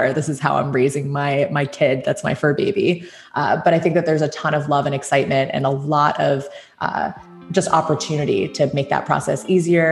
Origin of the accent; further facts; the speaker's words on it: Hong Kong; also born or lived in China; now in United States; My mom's from Beijing, but I grew up in Hong Kong